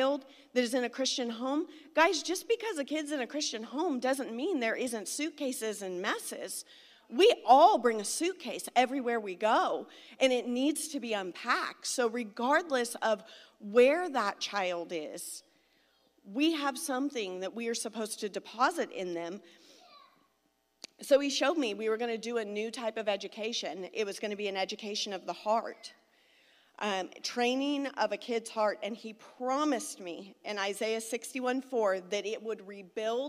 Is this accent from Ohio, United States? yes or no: no; Southern California, United States; moved away; also born or lived in Springfield, Missouri; I'm from Southern California